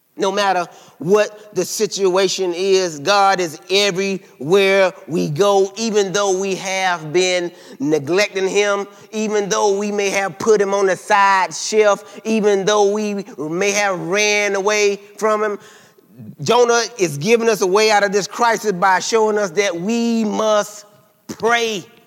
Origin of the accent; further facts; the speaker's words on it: South Carolina, United States; I'm from South Carolina now